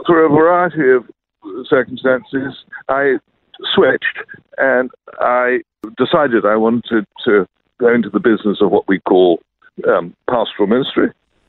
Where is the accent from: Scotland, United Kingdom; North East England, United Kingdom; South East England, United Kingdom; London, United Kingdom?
London, United Kingdom; I grew up in London, England, and both my parents were wonderful followers of Jesus, and so I grew up in that environment and was very grateful for the heritage.